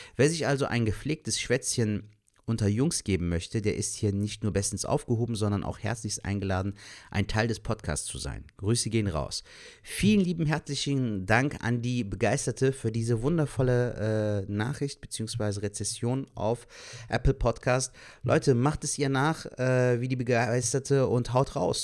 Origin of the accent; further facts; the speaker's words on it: Cologne, North Rhine-Westphalia, Germany; ich jetzt zum Beispiel ein gebürtiger Kölner bin, der hier geboren, aufgewachsen ist und hier lebt